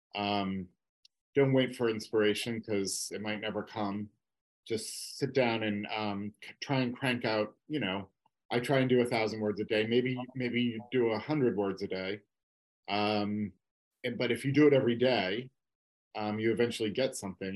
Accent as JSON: {"language": "English", "region": "Massachusetts", "country": "United States", "tie": "born or raised there", "said": "I grew up in Massachusetts"}